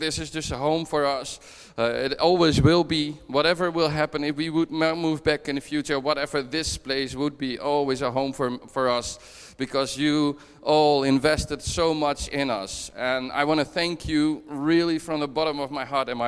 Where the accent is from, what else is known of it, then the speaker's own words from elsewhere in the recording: Netherlands; moved away as an adult; now in Dunfermline, United Kingdom; I'm originally from the Netherlands, but we moved up from the Netherlands last year to Dunfermline